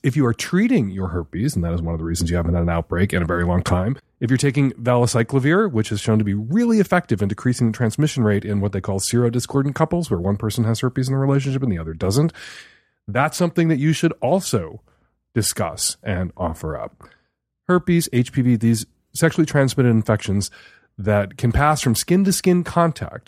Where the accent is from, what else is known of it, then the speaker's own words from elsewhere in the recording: Chicago, Illinois, United States; the neighborhood I grew up in Chicago